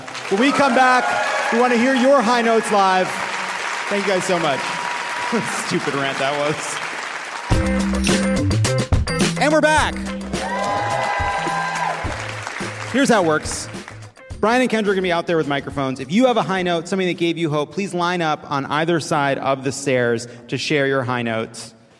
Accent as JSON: {"language": "English", "town": "Long Island", "region": "New York", "country": "United States", "said": "I say Mario because I'm from Long Island."}